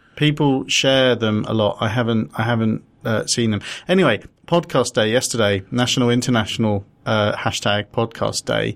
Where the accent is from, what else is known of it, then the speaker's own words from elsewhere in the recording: London, United Kingdom; I was born in London, me, Muswell Hill.